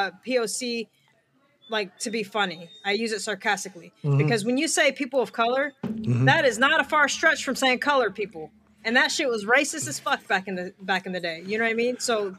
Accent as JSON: {"language": "English", "town": "Detroit", "region": "Michigan", "country": "United States", "tie": "born or raised there", "said": "I grew up in Detroit"}